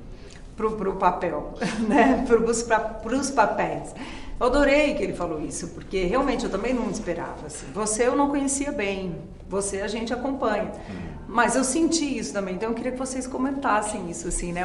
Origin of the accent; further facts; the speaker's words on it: São Paulo, Brazil; Eu particularmente cresci em bairro de periferia em São Paulo